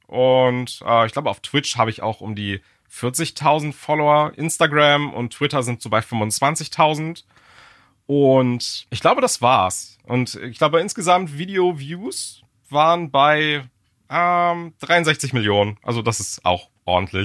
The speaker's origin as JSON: {"language": "German", "country": "Germany", "said": "als Deutscher"}